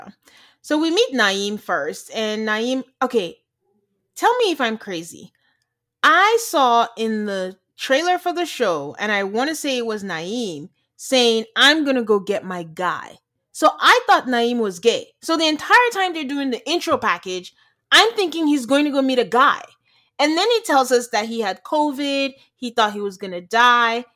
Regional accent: Nigeria; moved away; being Nigerian

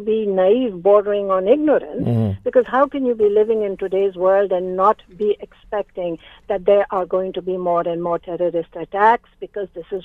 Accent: Canada; As Canadian citizens

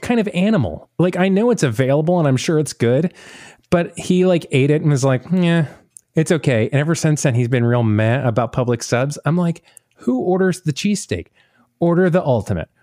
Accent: the South, United States; being from the South

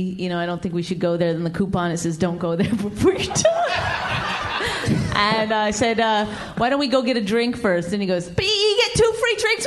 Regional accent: Canada; I'm Canadian

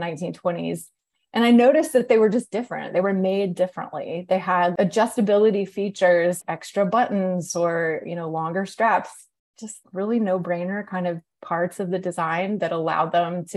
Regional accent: Atlanta, Georgia, United States; moved away as an adult; also born or lived in New York; now in Atlanta, United States; when I moved to Atlanta, which is my hometown

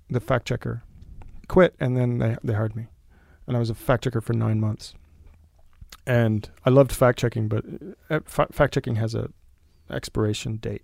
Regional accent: Del Rio, Texas, United States; moved away; I grew up in Del Rio, Texas, went to public schools

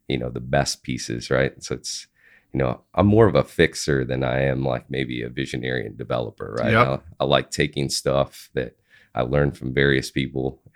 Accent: Wisconsin, United States; moved away as an adult; now in Dallas, United States; I actually got my career start at MLG growing up in Wisconsin in late 2005, early 2006

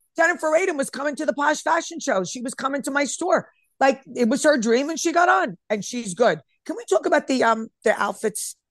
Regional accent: Elmwood Park, New Jersey, United States; I'm from Elmwood Park

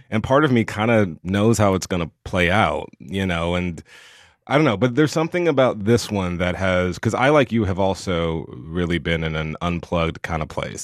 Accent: the South, United States; a gay boy growing up in the South

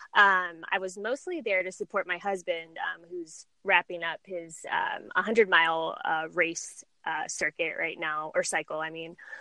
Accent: San Diego, California, United States; moved away as an adult; also born or lived in Chicago; I was born and raised in San Diego, and I really hadn't ever left um, the area until I moved to Chicago

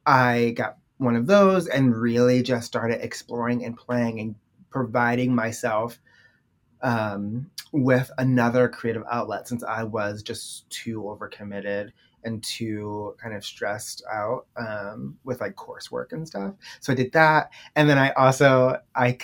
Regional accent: Baltimore, Maryland, United States; now in New York City, United States; I'm originally from Baltimore, Maryland

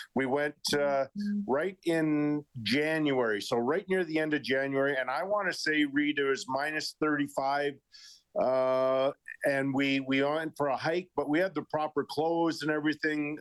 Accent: Edmonton, Alberta, Canada; growing up in Edmonton

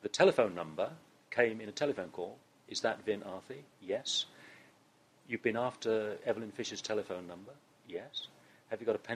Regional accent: East Anglia, East of England, United Kingdom; moved away as an adult; I was born and brought up in East Anglia

